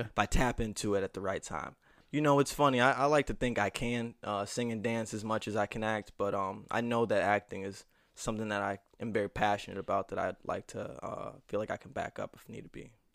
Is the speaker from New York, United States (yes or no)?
yes; Niagara Falls, New York, United States; Niagara Falls, New York, hometown of the Buffalo Bills and the Niagara Falls waterfall